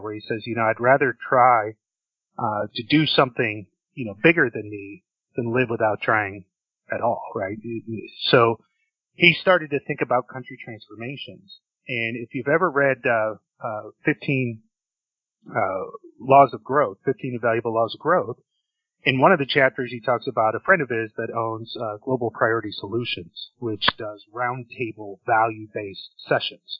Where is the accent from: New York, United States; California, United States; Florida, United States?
Florida, United States; Orlando; I grew up in Orlando, Florida